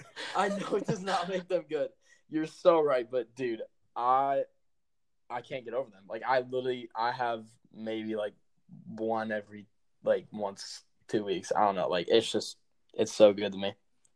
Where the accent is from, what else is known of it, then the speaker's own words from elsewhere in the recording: Chicago, Illinois, United States; I'm from Chicago.